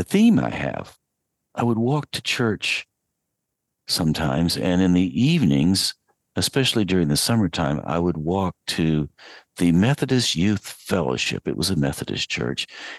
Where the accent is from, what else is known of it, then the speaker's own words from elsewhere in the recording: Asheville, North Carolina, United States; I was growing up in Western North Carolina, 8-9 miles out of Asheville on Brevard Road